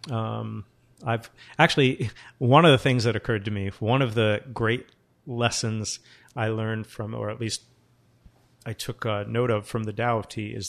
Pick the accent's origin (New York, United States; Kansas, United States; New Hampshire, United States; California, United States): New Hampshire, United States; Portsmouth; also born or lived in Japan / Seattle / Portland, Oregon; I'm from, I was born in Portsmouth, New Hampshire, and, you know, I've lived in Japan, Seattle, Portland, Oregon.